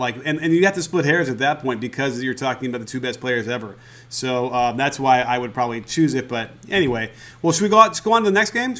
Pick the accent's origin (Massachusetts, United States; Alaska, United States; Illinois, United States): Illinois, United States; Chicago; I grew up in Chicago. I grew up going to all those games.